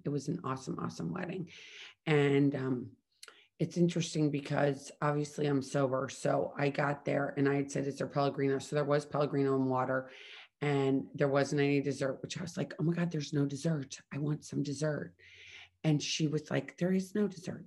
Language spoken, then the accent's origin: English; Midwest, United States; I grew up in the Midwest